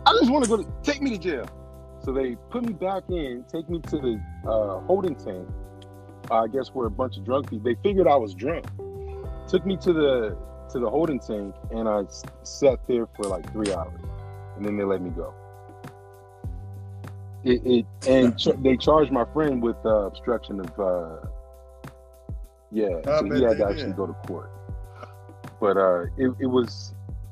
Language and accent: English; California, United States; moved away; also born or lived in Indianapolis; because I'm from California